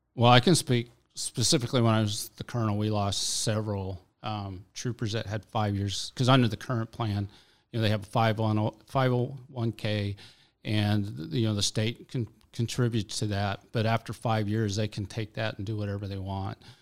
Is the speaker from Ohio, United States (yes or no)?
no; Alaska, United States; I've lived in Alaska all my life